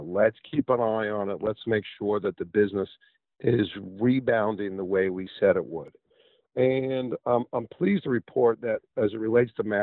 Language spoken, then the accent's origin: English; New York, United States; moved away as an adult; now in Pensacola, United States; I come from New York